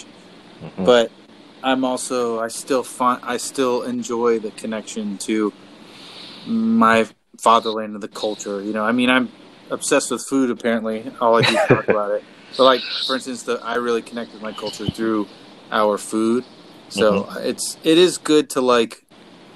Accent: South Florida, United States; where we grew up in South Florida

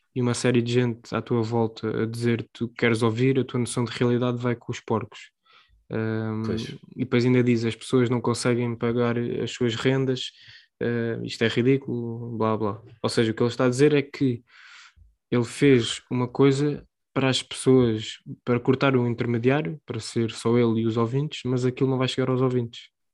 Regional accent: Portugal; nós somos portugueses

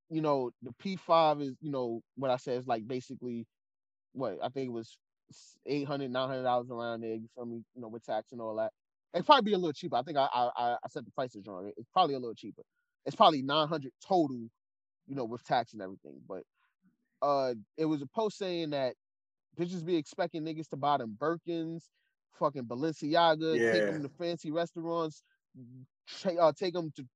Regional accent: New York, United States; Being a New Yorker

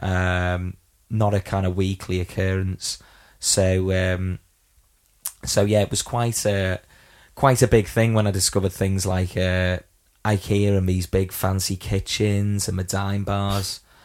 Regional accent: Widnes, North West England, United Kingdom

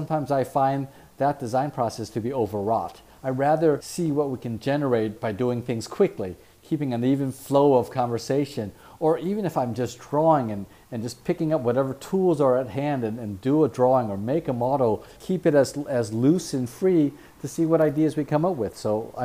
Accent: San Francisco, California, United States; I grew up in San Francisco

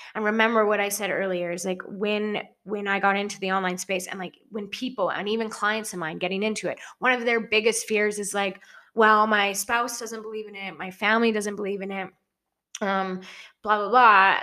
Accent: small town near Edson, Alberta, Canada; moved away as an adult; now in Kelowna, Canada; initial town that I moved out of was like a thousand people, a thousand people. And then I moved to Edson against my parents' wishes

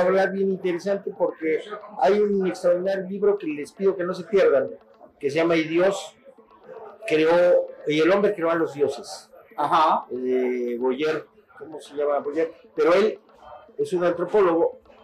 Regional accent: Mexico; en mi país, yo he conocido todo mi país, todo, conozco todos los estados

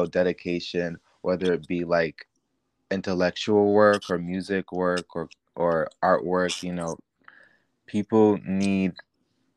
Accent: Syracuse, New York, United States; moved away as an adult; now in New York City, United States; I am from Syracuse, New York. And I moved to New York City when I was 19

